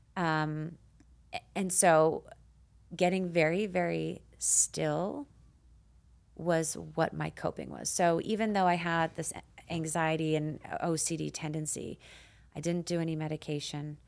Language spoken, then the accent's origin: English; Canada; moved away as an adult; now in United States; I immigrated to the United States from Canada